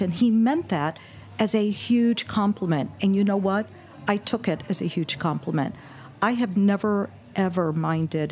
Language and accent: English; Indianapolis, Indiana, United States; also born or lived in Brooklyn, New York / Texas; I grew up in Indianapolis and went attended college in Indiana